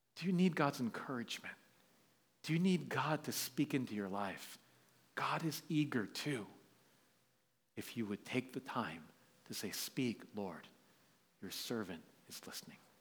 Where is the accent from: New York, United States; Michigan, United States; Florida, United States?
New York, United States; moved away as an adult; now in San Francisco, United States; We were born and raised in New York